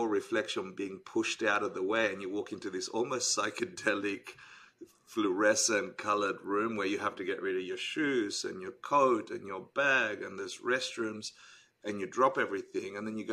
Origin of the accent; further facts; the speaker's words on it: Sydney, New South Wales, Australia; first language Spanish; English is a second language; moved away as an adult; also born or lived in Argentina; now in New York City, United States; Born in Argentina, moved to Australia when I was 10, migrant kid.